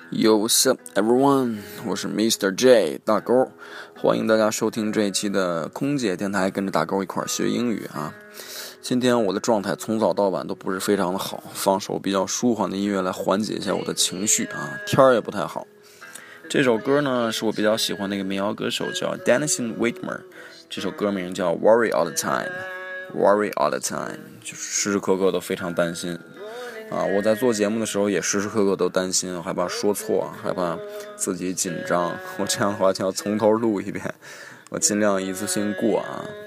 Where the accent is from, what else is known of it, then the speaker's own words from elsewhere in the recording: China; 特别是我们中国人啊